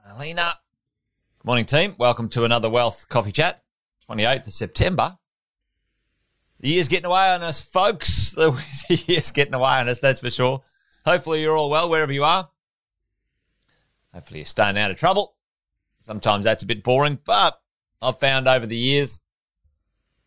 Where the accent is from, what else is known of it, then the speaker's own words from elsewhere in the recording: Charters Towers, Queensland, Australia; moved away; I grew up in Charters Towers, just around the corner